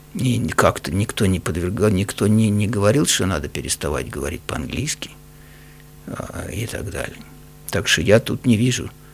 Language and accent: Russian; Russia; moved away; я вырос в России, я русский по, по культуре, по воспитанию